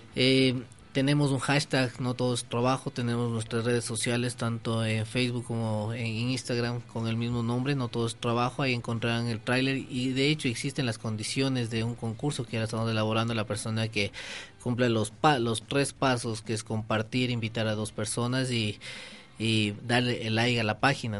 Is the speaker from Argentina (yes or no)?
no; Ecuador; nosotros creo que debemos creer como ecuatorianos